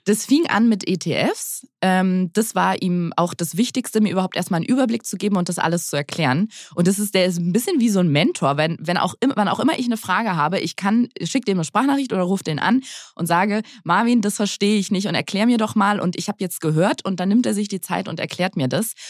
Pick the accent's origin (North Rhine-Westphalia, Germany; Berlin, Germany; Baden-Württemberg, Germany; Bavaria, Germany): Berlin, Germany; meine Mutter ist zwar aus dem Schwabeländler, aber ich bin ähm, die letzte in Berlin geborene Berlinerin